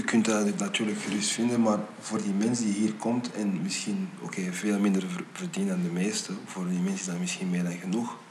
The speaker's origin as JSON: {"language": "Dutch", "region": "Flanders", "country": "Belgium", "tie": "born or raised there", "also_born_or_lived": "United States", "said": "mijn zoon hier is geboren, ik ben hier getogen, ook al ben ik naar Amerika gegaan."}